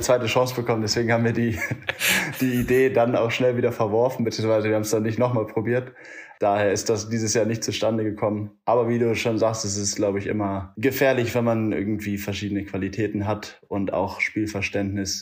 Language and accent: German; Elmshorn, Schleswig-Holstein, Germany; now in Munich, Germany; Komme ursprünglich aus der Nähe von Hamburg. Äh, Elmshorn heißt